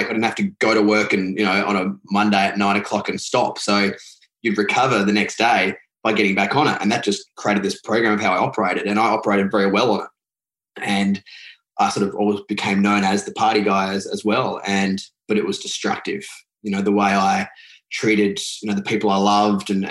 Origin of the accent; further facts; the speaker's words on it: Adelaide, South Australia, Australia; I grew up in Adelaide in South Australia, which is the bottom part of Australia